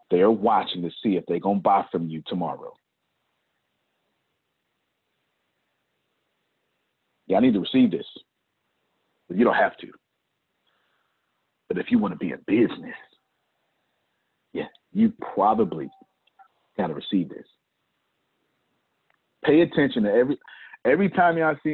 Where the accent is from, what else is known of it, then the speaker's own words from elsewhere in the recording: Texas, United States; I'm an American, born in Texas